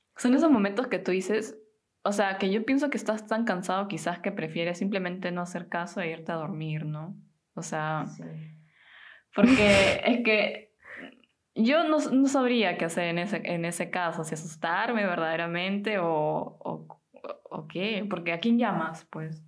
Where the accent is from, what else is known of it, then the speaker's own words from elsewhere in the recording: Peru; now in Germany; soy de Perú, tengo 26 y vivo desde hace un tiempo en Alemania